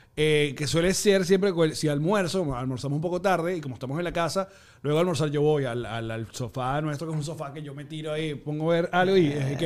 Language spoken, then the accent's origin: Spanish; Margarita, Nueva Esparta, Venezuela; como fui criado en Margarita